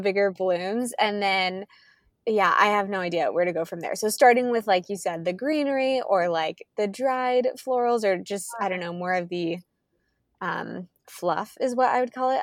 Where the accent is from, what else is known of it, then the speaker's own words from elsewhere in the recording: Kansas, United States; moved away; I am originally from Kansas. We're moving back there this fall